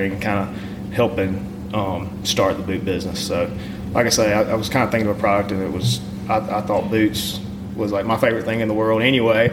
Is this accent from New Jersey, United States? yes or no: no; Pontotoc, Mississippi, United States; now in Oxford, United States; I grew up in Pontotoc, Mississippi. I live in Oxford now.